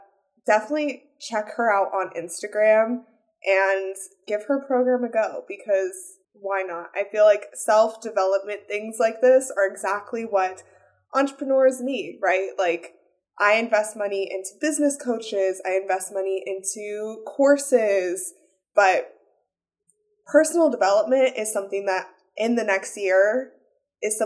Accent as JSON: {"language": "English", "town": "Las Vegas", "region": "Nevada", "country": "United States", "said": "I'm from Las Vegas"}